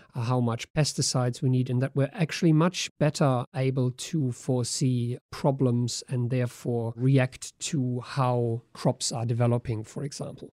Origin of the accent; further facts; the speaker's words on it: Germany; moved away; my home country, Germany